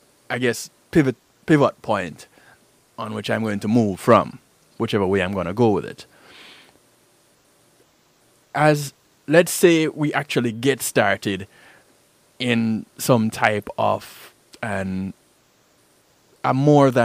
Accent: Jamaica; I'm Jamaican

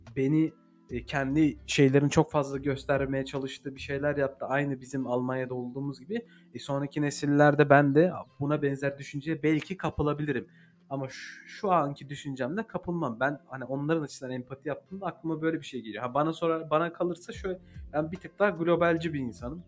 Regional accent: Eskişehir, Turkey; now in Antalya, Turkey

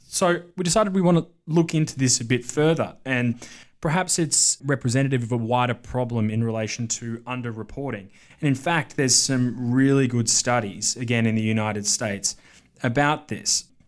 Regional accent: Victoria, Australia; moved away; from my home state of Victoria

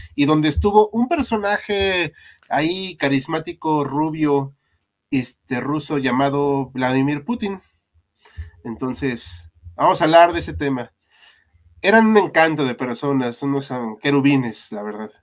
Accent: Mexico; somos mexicanos.

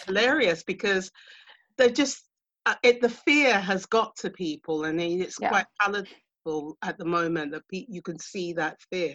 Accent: United Kingdom; accent: UK; I'm in the UK because you can hear from my accent.

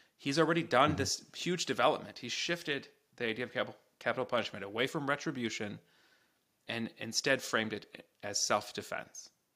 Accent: United States; as an American

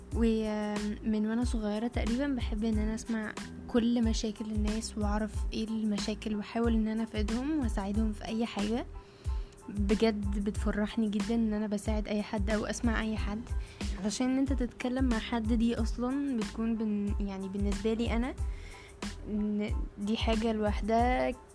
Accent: Egypt; وانا من مصر

